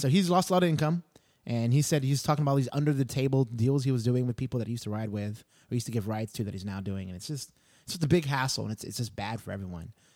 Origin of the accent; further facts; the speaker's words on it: Texas, United States; I grew up in Texas